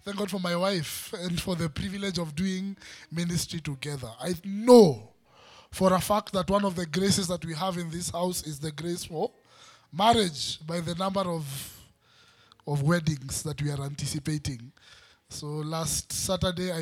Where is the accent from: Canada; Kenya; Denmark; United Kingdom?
Kenya; Western; I'm from Western, there's a way we eat